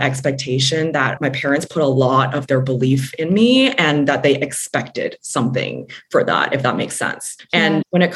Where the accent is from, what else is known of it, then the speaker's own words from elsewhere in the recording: Hong Kong; also born or lived in Kuala Lumpur, Malaysia; I was born in Kuala Lumpur and moved here when I was 6 months old. So I very much consider myself both a Hong Konger and Malaysian